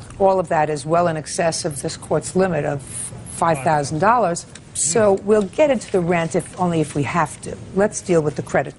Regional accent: New York City, New York, United States; And I know the judges in New York City, sir. That's my hometown.

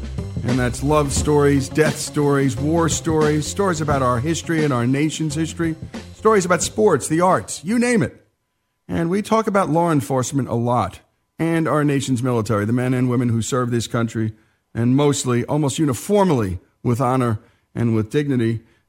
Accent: New Jersey, United States; this Jersey boy

